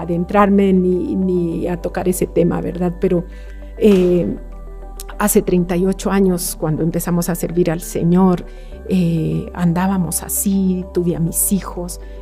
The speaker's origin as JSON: {"language": "Spanish", "region": "Quetzaltenango", "country": "Guatemala", "said": "no tengo familia en Quetzaltenango, de donde yo soy"}